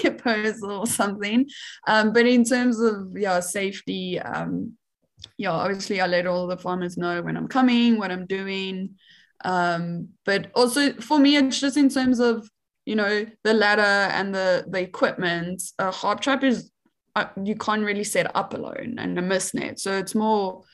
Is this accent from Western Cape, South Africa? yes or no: no; Johannesburg, Gauteng, South Africa; I am South African. Like, I was born and raised in Johannesburg in the city